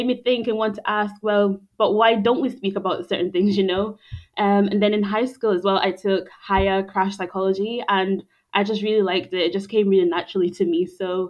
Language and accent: English; Scotland, United Kingdom; also born or lived in Zimbabwe; I was born in Zimbabwe and I grew up in Scotland from the age of six.